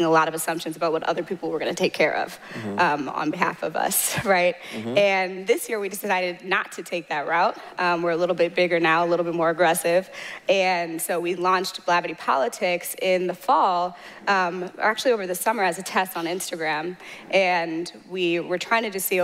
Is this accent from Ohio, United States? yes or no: no; St. Louis, Missouri, United States; moved away as an adult; also born or lived in Mountain View, California / San Francisco Bay Area; now in San Francisco, United States; I'm from St. Louis, Missouri. And I moved from the St. Louis to the Bay